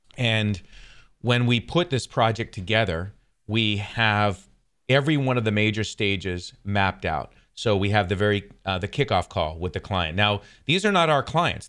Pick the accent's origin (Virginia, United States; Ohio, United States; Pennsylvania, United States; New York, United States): New York, United States; I'm from New York, so Adirondacks is where my family and I used to vacation.